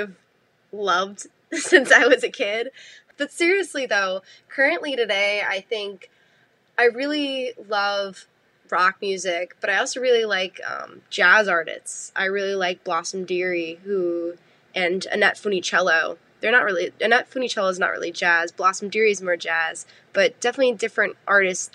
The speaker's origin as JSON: {"language": "English", "area": "Long Island", "region": "New York", "country": "United States", "moved": "as an adult", "lives_now": "Albany, United States", "said": "I am from Long Island, New York, but I'm currently living in Albany, New York, because that's where I went to school"}